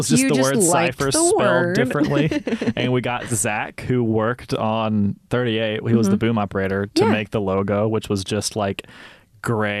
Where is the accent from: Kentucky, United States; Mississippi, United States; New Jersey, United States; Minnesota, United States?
Mississippi, United States; Senatobia; moved away; being from Senatobia